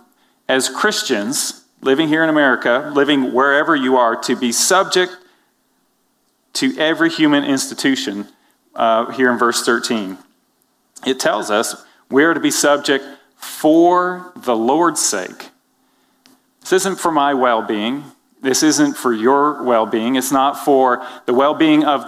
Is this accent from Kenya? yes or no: no; Canada; now in United States; I'm from Canada